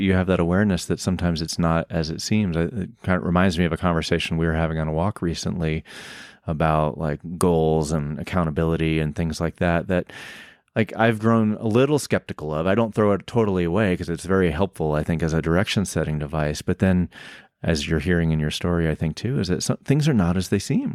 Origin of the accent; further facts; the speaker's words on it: the South, United States; I growing up in the South